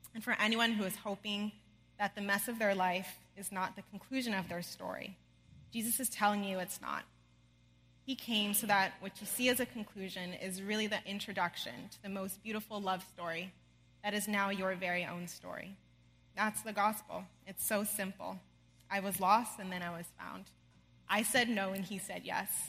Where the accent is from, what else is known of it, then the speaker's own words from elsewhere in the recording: outside of Los Angeles, California, United States; I grew up outside of Los Angeles, California, with amazing parents